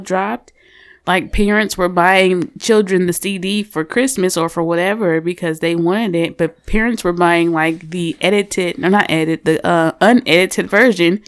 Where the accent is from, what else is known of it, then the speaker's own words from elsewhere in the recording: St. Louis, Missouri, United States; moved away; I'm from Saint Louis originally